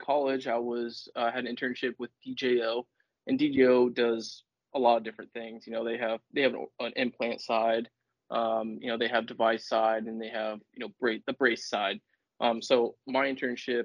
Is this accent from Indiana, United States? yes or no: yes; Warsaw, Indiana, United States; growing up in Warsaw, the orthopedic capital of the world